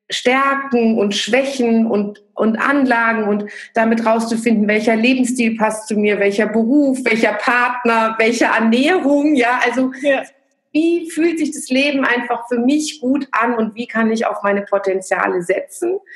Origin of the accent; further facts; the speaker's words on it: Frankfurt, Hesse, Germany; Ich komme aus dem Frankfurter Raum und dort hatten wir schon als Studenten ein Yoga-Zentrum gemeinsam mit so einer Community von Freunden und einem Yogalehrer aufgebaut.